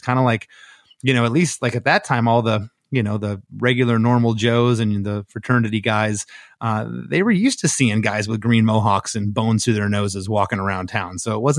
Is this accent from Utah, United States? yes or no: no; Port Charlotte, Florida, United States; then I met our old drummer, Vinny, and him and I grew up in Gainesville, or excuse me, in Port Charlotte.